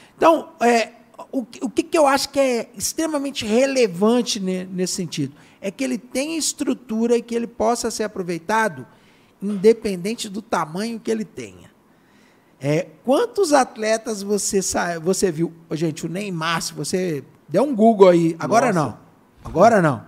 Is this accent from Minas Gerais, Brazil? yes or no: yes; Belo Horizonte, Minas Gerais, Brazil; Belo Horizonte, nós somos de Belo Horizonte, eu sou de Belo Horizonte, aqui no, no bairro Santa Cruz, São Gabriel